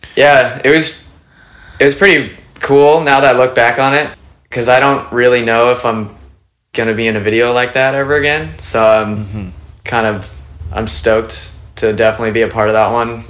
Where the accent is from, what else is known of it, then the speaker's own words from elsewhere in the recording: Ventura, California, United States; also born or lived in Ohio; I grew up in Ventura, California. I was born in Ohio, and then um, my parents moved to Ventura when I was like two